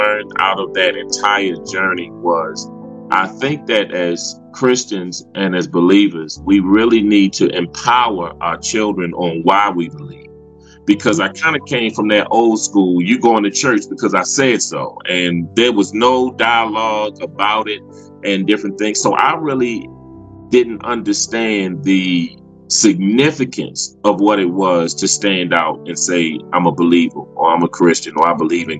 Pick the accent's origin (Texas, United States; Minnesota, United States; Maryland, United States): Maryland, United States; Baltimore; growing up in Baltimore, and I had the opportunity to grow up in different parts of the city